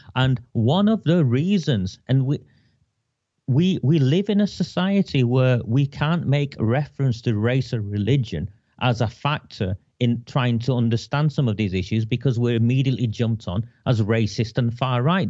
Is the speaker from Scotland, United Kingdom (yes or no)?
no; Oldham, North West England, United Kingdom; moved away; I came back to my hometown to tend for my terminally ill mother